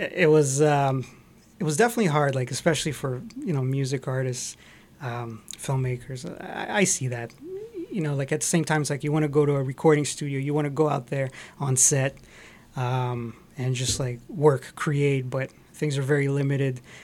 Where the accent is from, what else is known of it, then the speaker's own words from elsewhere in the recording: Montreal, Quebec, Canada; moved away as an adult; also born or lived in Scarborough, Toronto; now in Toronto, Canada; Actually, originally, I grew up in Montreal